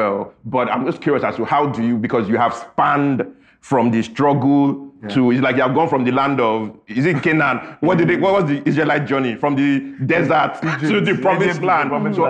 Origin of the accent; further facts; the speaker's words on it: Imo, Nigeria; So you see, we are both from Imo State, so we did it.